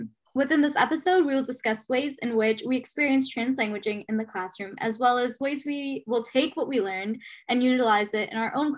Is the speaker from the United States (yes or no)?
no; Guyana; accent: Guyanese; I would use my Guyanese accent in school or around my friends, I kind of felt out of place